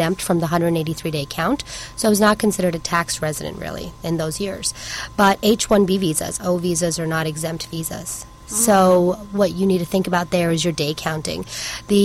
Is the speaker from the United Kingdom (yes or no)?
no; Canada; also born or lived in Chicago, United States / Hong Kong; now in Seattle, United States; I'm Canadian, I'm on an H-1B visa